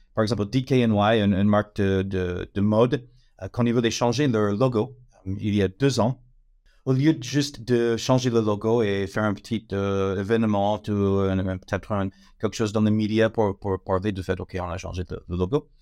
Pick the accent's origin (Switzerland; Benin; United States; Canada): United States; accent: American; French is a second language; now in France; je suis américaine, euh, ça c'est l'accent, mais ça fait un moment que je suis en France